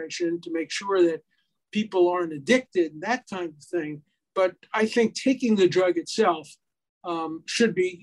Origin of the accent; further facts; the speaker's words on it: New York City, New York, United States; moved away; also born or lived in Hyattsville, Maryland; I come from Brooklyn